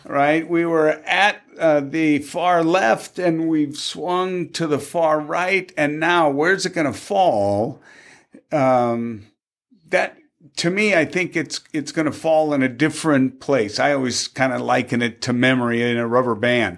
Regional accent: Tacoma, Washington, United States; moved away; also born or lived in Gig Harbor; I was born and raised in Tacoma

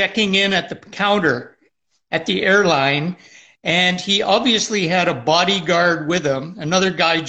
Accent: Toronto, Ontario, Canada; "I'm from Toronto."

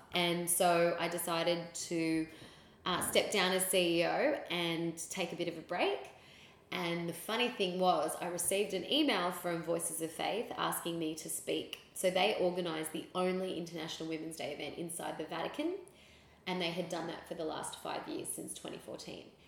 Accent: Sydney, New South Wales, Australia; also born or lived in Philippines; I was born in the Philippines, raised here in Sydney

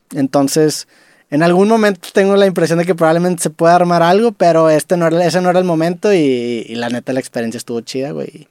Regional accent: Mexico; vengo desde México

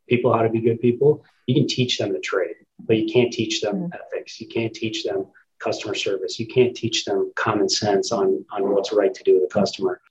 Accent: Minneapolis, Minnesota, United States; I grew up in the West Metro of Minneapolis

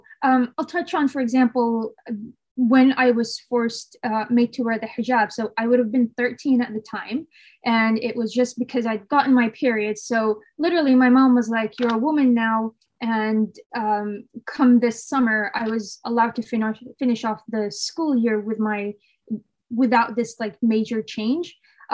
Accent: Saudi Arabia; born there; I used to always say I'm Saudi by birth, but American in spirit.

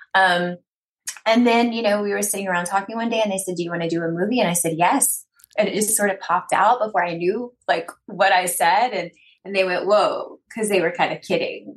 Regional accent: East Texas, United States; I come from East Texas. I was raised very conservatively.

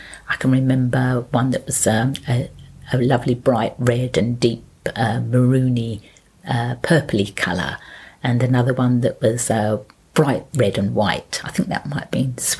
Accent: London, United Kingdom; also born or lived in Chingford; I grew up in London Borough of Waltham Forest in the flats in Gordon Avenue in Hyams Park until I was nine, and then we moved only a few roads away to the avenue in Hyams Park

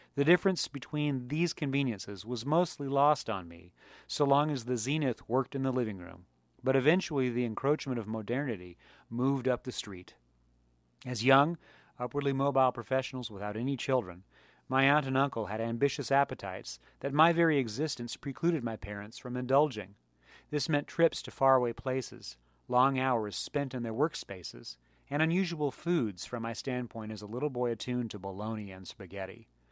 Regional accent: San Diego County, California, United States; also born or lived in Maryland; I moved to California from Maryland in nineteen seventy-seven. I was four years old, and my paternal grandparents invited me and my parents to live with them on a multi-acre plot in San Diego County

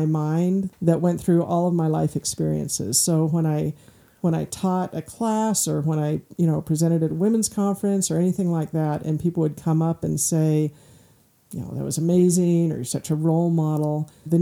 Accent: Michigan, United States; I'm from Michigan

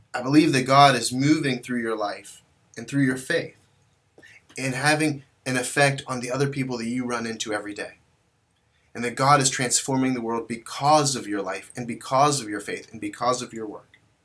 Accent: West Virginia, United States; also born or lived in Kazakhstan; I eventually made my way home to, to West Virginia

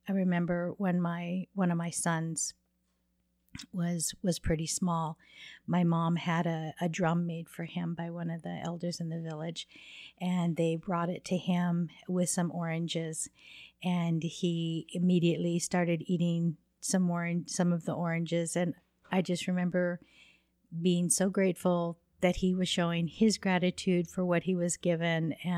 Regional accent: Alpine, Utah, United States; also born or lived in Laguna Pueblo; I'm from Alpine, Utah.

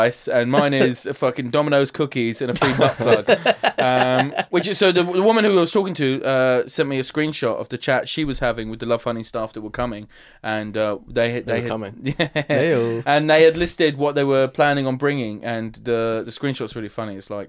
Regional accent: Dagenham, London, United Kingdom; and my accent was way strong. Like, I've got a posh, not posh, but like, people in Dagenham would say I've got a posh voice. Now, after I went to drama college, but like, before then, I was a little spiv.

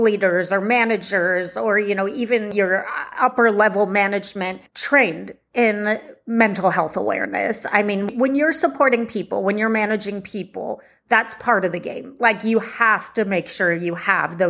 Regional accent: Bay Area, California, United States; Here in the Bay Area, you know, I just put in mental health support in my hometown

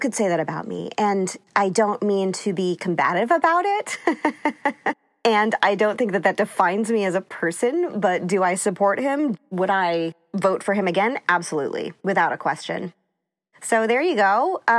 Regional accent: East Coast, United States; I grew up on the East Coast, so I kind of had seen his shenanigans my whole life.

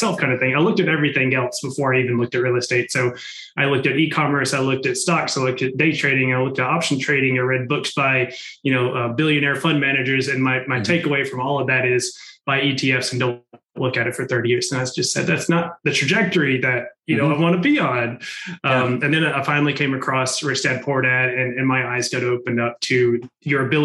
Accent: Macon, Georgia, United States; moved away as an adult; now in Nashville, United States; I grew up in Macon

